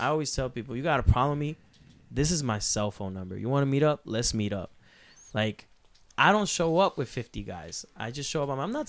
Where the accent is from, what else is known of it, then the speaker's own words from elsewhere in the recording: Puerto Rico; Where I come from, like the way I grew up, like I'm from El Negro, Puerto Rico, where we grow up.